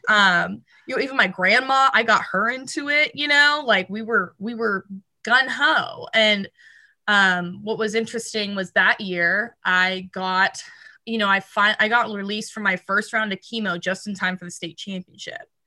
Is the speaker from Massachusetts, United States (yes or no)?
no; Aledo, Texas, United States; moved away as an adult; also born or lived in Fort Worth, Texas / Mason City, Iowa; I was born in Fort Worth, but I really grew up in a town called Alito, Texas, which is a little bit southwest